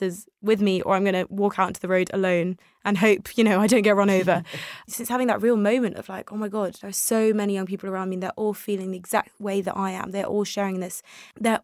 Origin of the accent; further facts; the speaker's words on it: United Kingdom; English is a second language; also born or lived in Tel Aviv, Israel; I came to the UK when I was very young, I was a toddler. I didn't speak English at the time